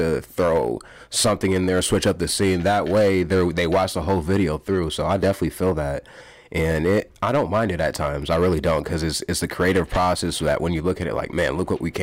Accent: Waterloo, Iowa, United States; also born or lived in Pocatello, Idaho; When I was one or two, moved to Waterloo, Iowa, Cedar Falls

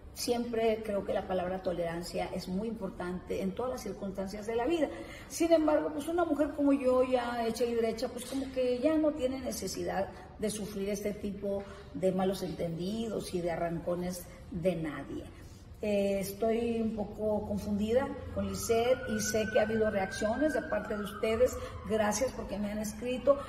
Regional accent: northern Mexico, Mexico; Soy norteñota

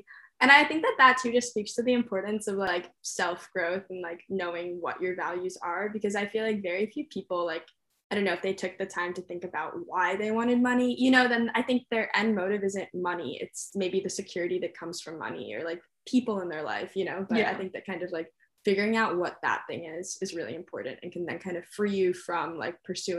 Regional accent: New York City, New York, United States; It still would be like a different experience than the one I've had in the past growing up in New York City.

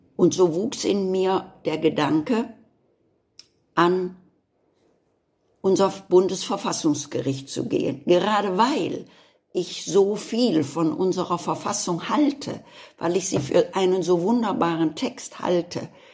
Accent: Germany; dass ich Deutsche bin.

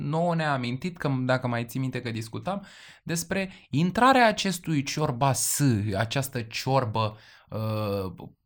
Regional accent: Transylvania, Romania; Eu da. sunt ardelean și eu

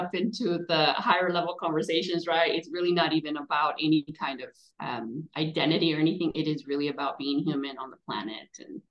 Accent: California, United States; also born or lived in Mexico; So I was born and raised in California, and I'm the daughter of immigrant parents from Mexico. And I live in two worlds where I was born and raised in California, but when I was really small, my parents would take us to Mexico. I went to school in Mexico.

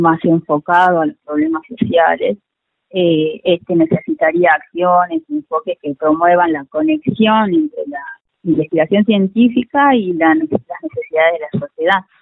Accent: Hipólito Yrigoyen, Salta, Argentina; now in Salta, Argentina; nací en Hipólito Yrigoyen, que es un, pueblito que está al norte de la provincia, eh, pertenece al departamento de Orán, más o menos a unos 280 kilómetros de, la capital salteña. Eh, ahí nací, bueno, fui a la escuela, al colegio

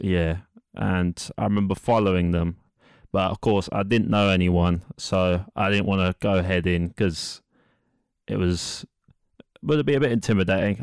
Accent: London, United Kingdom; I'm from East London, which I'm sure you all know is in England

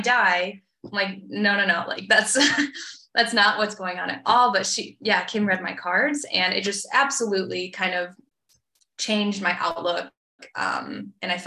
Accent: Petoskey, Michigan, United States; moved away as an adult; also born or lived in New Zealand; now in Austria; I'm originally from Petoskey, originally from a small town in Michigan.

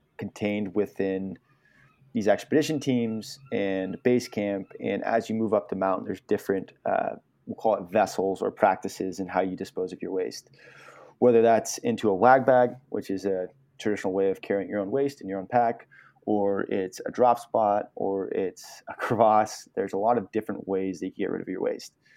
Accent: Truckee, California, United States; now in Richmond, Vermont, United States; I was born and raised in Truckee, California, just outside of Lake Tahoe.

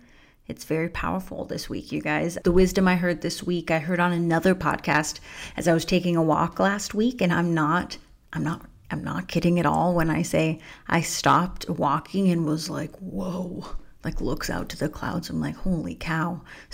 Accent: Spokane, Washington, United States; Growing up in Spokane with my family was great. That's where I first fell in love with the snow.

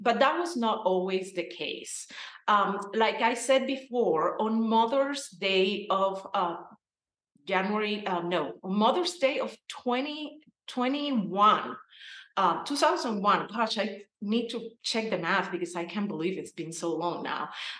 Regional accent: Cuba; moved away as an adult; now in Denver, United States; I was born and raised in Cuba. I have been in the United States for 22 years now.

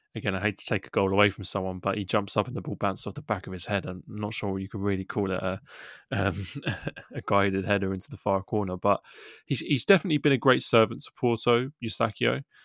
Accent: England, United Kingdom; we're English guys doing this podcast

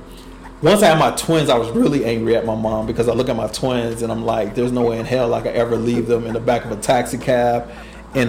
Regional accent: Oakland, California, United States; I was born in Oakland, California

